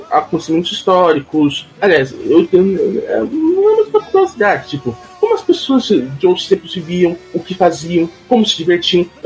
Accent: São Paulo, Brazil; sou estado de São Paulo, moro em, quer dizer, moro na divisa entre Taboão da Serra e São Paulo, lado tabonense.

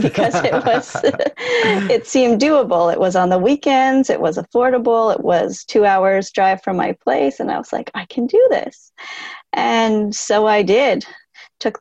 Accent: Canada; also born or lived in United States; I'm from Canada

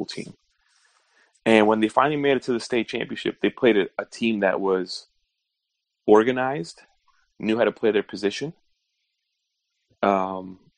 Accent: New York, United States; moved away; also born or lived in Florida; growing up in New York

